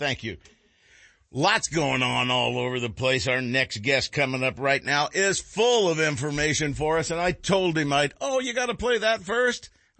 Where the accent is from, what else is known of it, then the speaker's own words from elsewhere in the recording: Arkansas, United States; moved away; I'm from Arkansas.